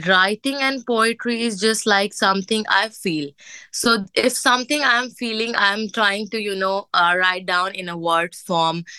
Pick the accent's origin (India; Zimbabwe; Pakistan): Pakistan; moved away as an adult; also born or lived in Singapore; now in Dubai, United Arab Emirates; I'm from Pakistan